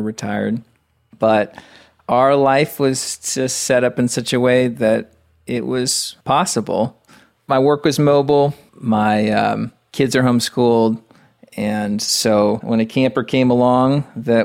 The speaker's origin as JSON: {"language": "English", "town": "Lynchburg", "region": "Virginia", "country": "United States", "tie": "born or raised there", "also_born_or_lived": "Charlotte area, North Carolina", "moved": "as an adult", "said": "I'm from Lynchburg, Virginia, originally."}